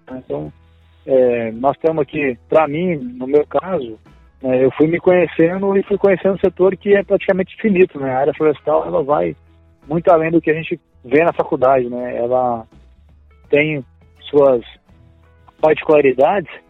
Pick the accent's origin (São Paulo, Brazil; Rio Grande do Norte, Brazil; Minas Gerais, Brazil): Minas Gerais, Brazil; Pompéu; Nós somos mineiros lá de pompeu Minas Gerais.